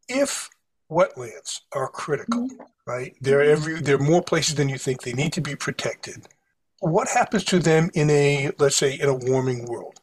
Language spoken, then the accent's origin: English; New Bedford, Massachusetts, United States; I grew up in New Bedford